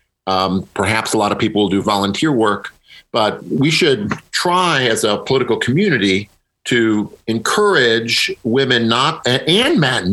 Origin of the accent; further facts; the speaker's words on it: Midwest, United States; I'm a Midwesterner myself